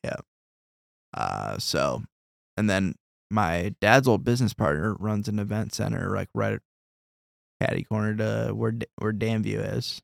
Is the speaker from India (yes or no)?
no; Davenport, Iowa, United States; growing up in Davenport